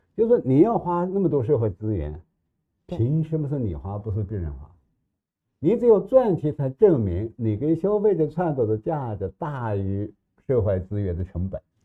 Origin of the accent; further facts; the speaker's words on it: Loess Plateau, China; 办在黄土高原的山沟儿里边儿